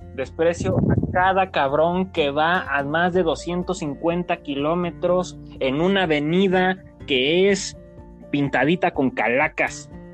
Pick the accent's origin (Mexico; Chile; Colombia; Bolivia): Mexico; como buen mexicano que soy